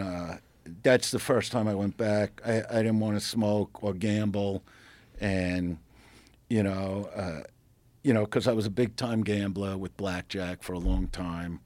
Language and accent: English; New York City, New York, United States; I'm from Brooklyn, New York